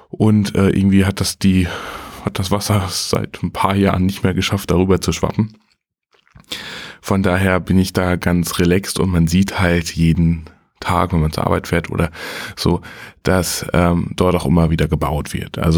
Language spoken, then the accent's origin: German; Butjadingen, Lower Saxony, Germany; berichte jetzt quasi so ein bisschen über meine Heimat Budjading. Ähm, sehr, sehr fruchtbares Land, weil es früher auch immer viel vom Meer überspült wurde